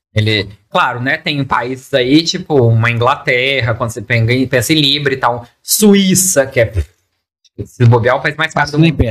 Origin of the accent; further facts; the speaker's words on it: Espírito Santo, Brazil; A gente é capixaba